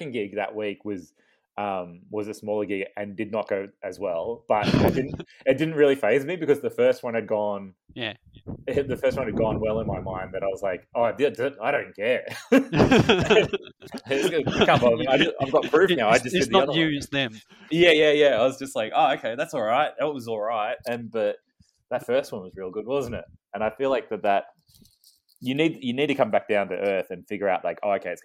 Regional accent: Ballarat, Victoria, Australia; also born or lived in Melbourne; we're two comedians from Ballarat

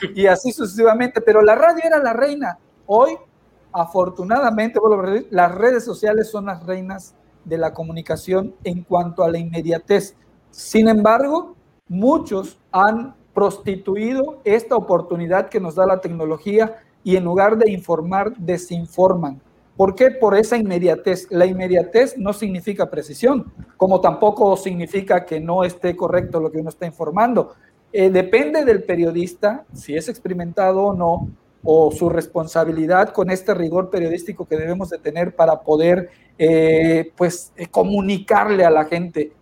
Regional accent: Villahermosa, Tabasco, Mexico; also born or lived in Cunduacán, Tabasco; soy originario de Villahermosa, ahí me formé.

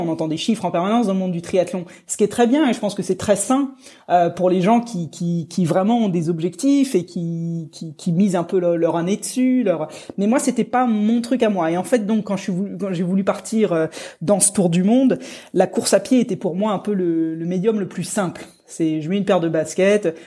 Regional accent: Rouen, Normandy, France; moved away; quand je suis passé par Rouen, ma ville natale

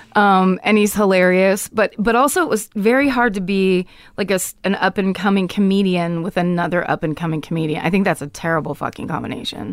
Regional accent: Petaluma, California, United States; I grew up in Petaluma

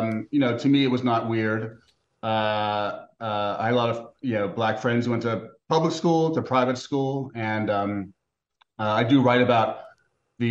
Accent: New York City, New York, United States; my hometown

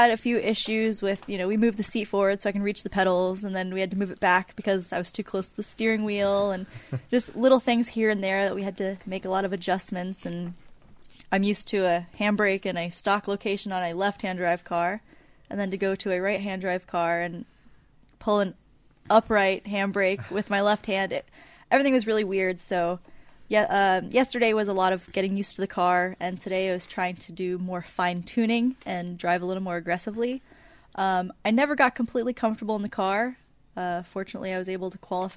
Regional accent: Florida, United States; I am from Florida in the U.S.

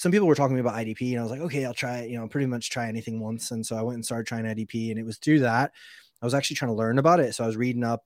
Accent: Alaska, United States; moved away as an adult; I was actually born in Alaska, believe it or not. So I was born in Alaska in a small town and like spent all of my like childhood over there

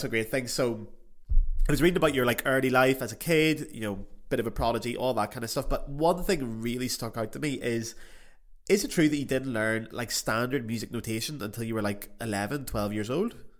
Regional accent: Belfast, Northern Ireland, United Kingdom; moved away as an adult; also born or lived in Paris; I was home in Belfast two weeks ago

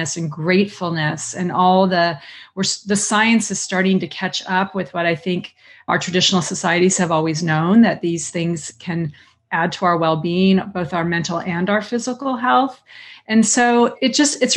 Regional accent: Southern California, United States; growing up in Southern California in the 70s

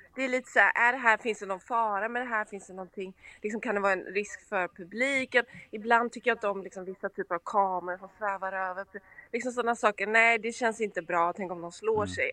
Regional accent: Gothenburg, Västra Götaland, Sweden; accent: göteborgska (Gothenburg dialect); moved away as an adult; also born or lived in Stockholm; now in Los Angeles, United States; där kommer göteborgskan fram

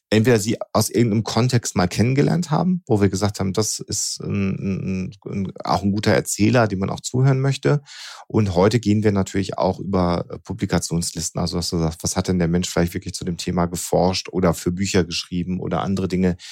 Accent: Germany; bei uns in Deutschland

